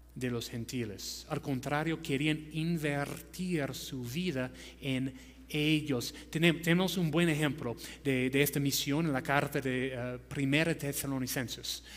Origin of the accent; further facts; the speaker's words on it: United States; Spanish is a second language; moved away as an adult; now in Peru; no soy peruano, soy ah, de los Estados Unidos